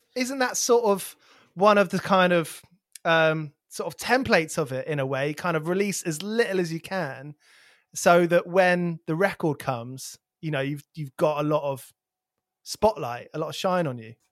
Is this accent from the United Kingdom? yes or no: yes; near Milton Keynes, South East England, United Kingdom; where I grew up near Milton Keynes